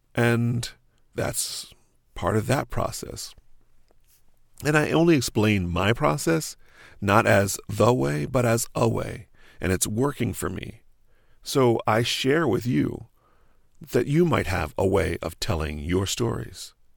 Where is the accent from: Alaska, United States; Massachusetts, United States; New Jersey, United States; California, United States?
New Jersey, United States; moved away as an adult; also born or lived in New York; I grew up in New Jersey on a little family farm.